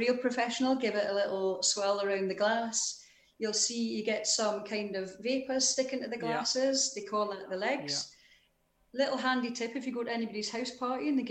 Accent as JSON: {"language": "English", "town": "Newcastle upon Tyne", "region": "North East England", "country": "United Kingdom", "tie": "born or raised there", "moved": "yes", "lives_now": "Edinburgh, United Kingdom", "said": "I was born in Newcastle"}